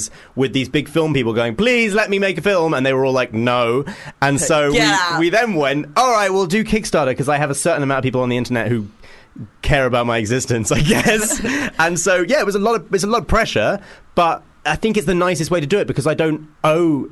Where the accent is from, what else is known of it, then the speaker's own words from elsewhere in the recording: Hitchin, East of England, United Kingdom; a fellow Hitchinite